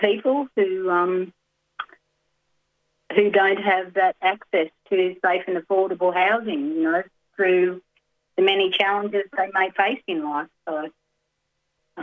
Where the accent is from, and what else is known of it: Glen Innes, New South Wales, Australia; born or raised there; also born or lived in Dhungutti country